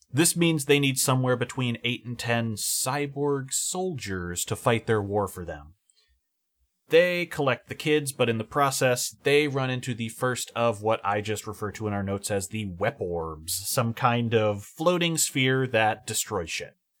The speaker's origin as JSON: {"language": "English", "region": "California", "country": "United States", "said": "As a Californian"}